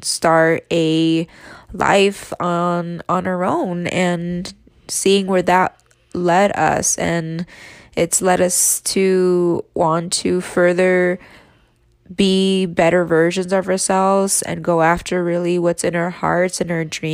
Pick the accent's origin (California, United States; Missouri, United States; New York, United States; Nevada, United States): Nevada, United States; Reno; moved away as an adult; now in Las Vegas, United States; I was born and raised in Reno, Nevada